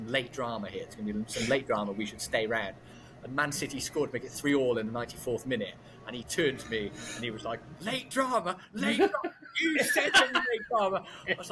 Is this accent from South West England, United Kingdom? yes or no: no; Newport, Wales, United Kingdom; I'm from Newport.